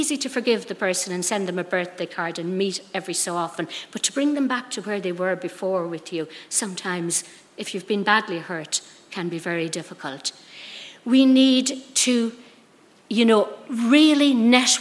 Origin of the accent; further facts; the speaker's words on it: Ireland; now I'm speaking from Ireland